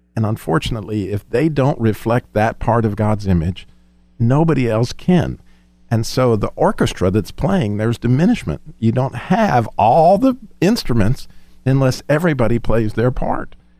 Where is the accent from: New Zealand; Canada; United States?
United States; Colorado; We lived, we grew up in Colorado